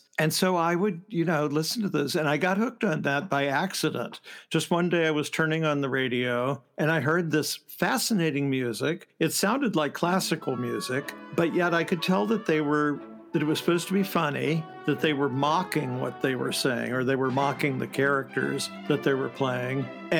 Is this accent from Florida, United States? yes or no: no; Columbus, Ohio, United States; Well, I'm an Ohio boy. I'm from Columbus, Ohio, which is pretty much a musical theater desert. In fact, it's kind of an arts desert.